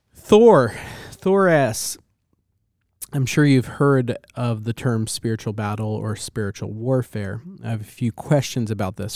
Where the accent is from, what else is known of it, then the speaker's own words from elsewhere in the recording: New Jersey, United States; I'm a kid from New Jersey